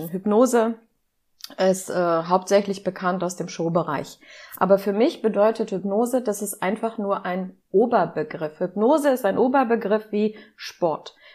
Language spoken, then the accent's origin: German; Seesen, Lower Saxony, Germany; Ich komme aus Seesen, das ist am Harzrand. Man nennt es das Tor zum Harz.